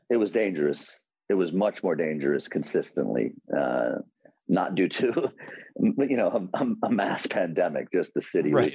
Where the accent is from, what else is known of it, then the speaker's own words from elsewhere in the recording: New York City, New York, United States; as a New Yorker, and you know deeply influenced by growing up in Queens